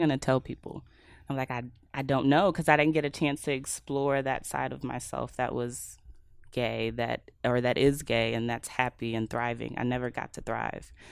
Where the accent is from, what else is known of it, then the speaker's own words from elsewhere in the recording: Mesquite, Texas, United States; also born or lived in West Dallas; now in Dallas, United States; I grew up in Mesquite